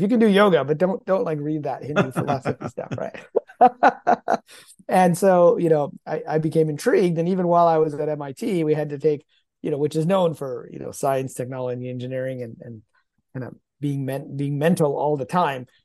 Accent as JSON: {"language": "English", "region": "Michigan", "country": "United States", "tie": "born or raised there", "also_born_or_lived": "Pakistan / Cambridge, Massachusetts", "accent": "Michigan", "moved": "yes", "said": "I was born in Pakistan, um, which is ninety, ninety-some percent, uh, Muslim, uh, so was brought up in an Islamic household, uh, although I grew up primarily in the U S, uh, in the Midwest, in Michigan."}